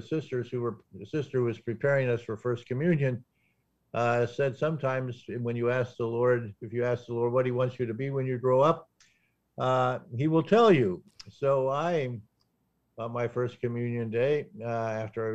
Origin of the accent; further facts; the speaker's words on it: Northwest Ohio, United States; I grew up in a small town in Northwest Ohio called Adelphus